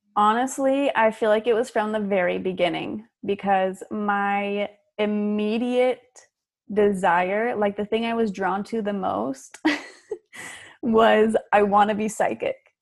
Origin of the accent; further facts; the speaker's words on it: Utah, United States; moved away as an adult; also born or lived in Fort Worth, Texas; I grew up in Utah as a Mormon